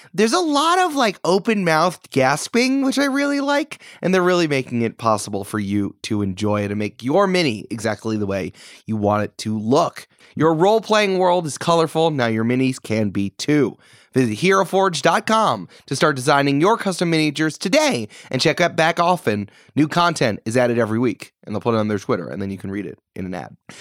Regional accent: New York, United States; I'm back in New York.

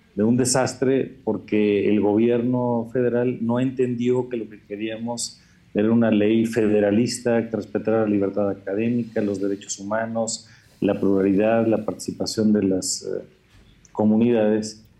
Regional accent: Mexico; todos somos mexicanos

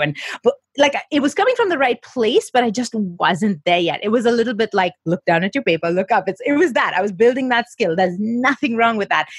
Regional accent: Mumbai, Maharashtra, India; I grew up in Mumbai, where we have the British schooling system

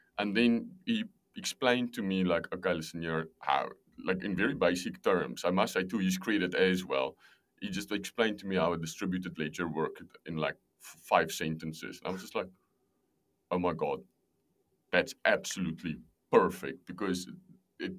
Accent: South Africa; moved away as an adult; also born or lived in Amsterdam; I'm from South Africa originally

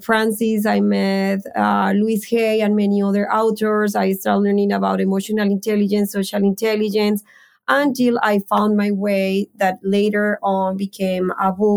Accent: Colombia; moved away as an adult; I am from Colombia and I came when I was 23 years old.

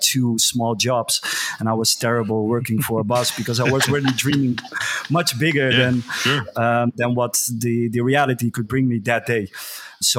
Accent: Geldermalsen, Gelderland, Netherlands; I grew up in a very small village. We had like 5,000 inhabitants, I think. It's called Geldermalsen

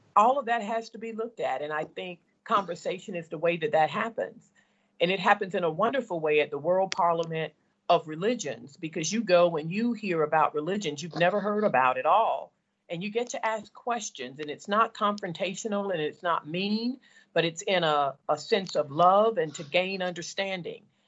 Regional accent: the South, United States; as a girl of color growing up in the South

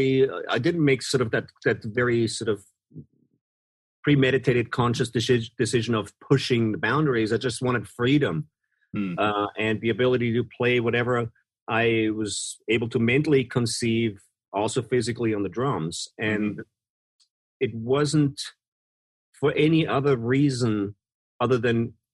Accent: Vienna, Austria; I'm from Vienna, Austria, so there's a really massive classical music history and scene there

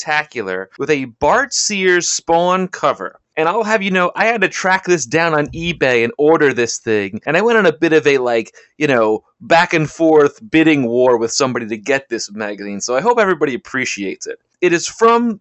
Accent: Long Island, New York, United States; also born or lived in Madison, New Jersey; I grew up in Long Island

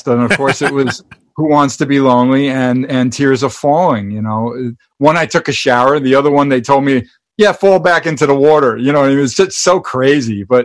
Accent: New York, United States; being a New Yorker

